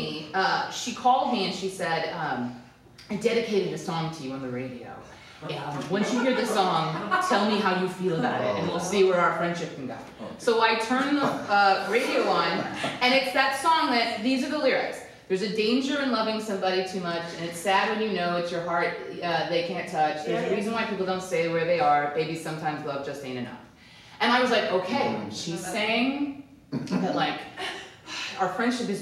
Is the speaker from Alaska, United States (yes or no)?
no; Hawaii, United States; we grew up in Hawaii and like everybody else was just from Hawaii